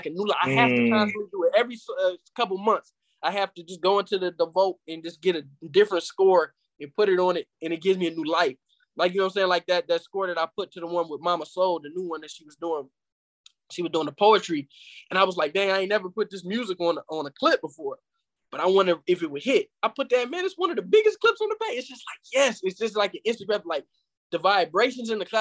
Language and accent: English; Flint, Michigan, United States; my hometown, Flint, Michigan